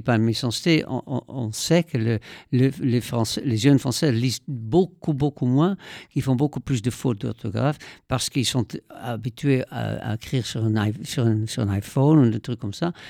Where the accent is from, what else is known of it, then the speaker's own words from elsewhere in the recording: Netherlands; moved away; j'ai grandi aux Pays-Bas